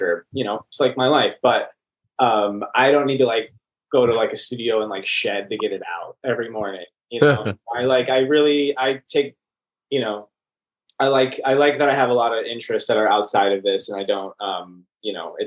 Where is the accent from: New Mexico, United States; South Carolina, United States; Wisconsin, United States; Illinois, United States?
Wisconsin, United States; Franklin; now in Los Angeles, United States; I am from... I'll say like very specifically like Franklin, Wisconsin, which is a suburb outside of Milwaukee. It's like 20, 25 minutes outside of Milwaukee. And born and raised.